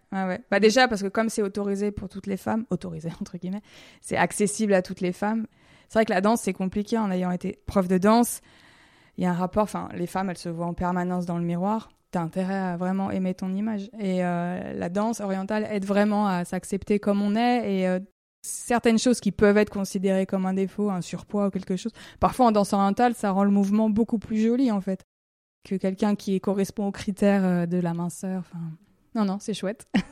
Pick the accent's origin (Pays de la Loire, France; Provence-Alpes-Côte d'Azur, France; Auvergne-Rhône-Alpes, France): Auvergne-Rhône-Alpes, France; Lyon; moved away as an adult; now in Switzerland; je viens de Lyon